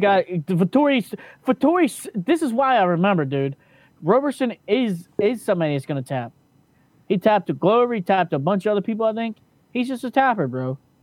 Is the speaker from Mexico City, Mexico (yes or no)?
no; Tijuana, Baja California, Mexico; from Vegas to my hometown in Tijuana